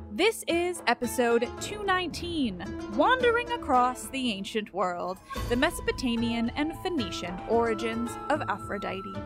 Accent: England, United Kingdom; I am very English

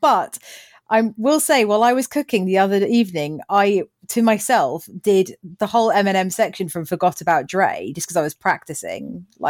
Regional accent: Bookham, South East England, United Kingdom; a young girl growing up in Bookham

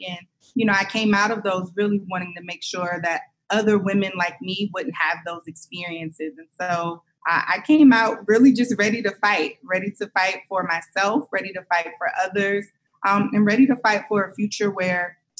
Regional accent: Columbus, Ohio, United States; growing up in Ohio, growing up in Columbus, the 614 is where I'm from.

